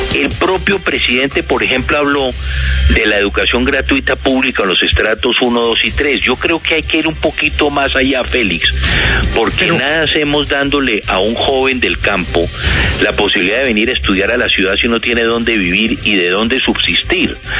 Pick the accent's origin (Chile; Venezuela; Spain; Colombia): Colombia; todos los expresidentes de Colombia